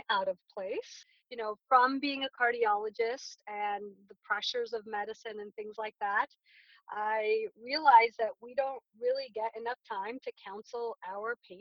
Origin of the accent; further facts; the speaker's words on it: Glendale, California, United States; also born or lived in New York; I'm a Southern California native, and I grew up in Glendale, California, right outside of Los Angeles